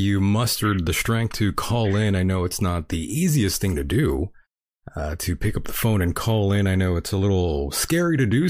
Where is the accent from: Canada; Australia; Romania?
Canada; I'm Canadian.